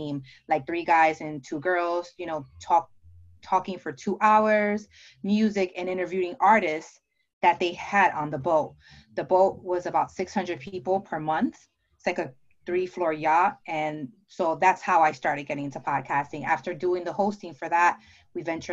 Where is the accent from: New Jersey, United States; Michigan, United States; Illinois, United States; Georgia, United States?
New Jersey, United States; also born or lived in Dominican Republic; I'm from New Jersey. I'm sure you can tell by my accent.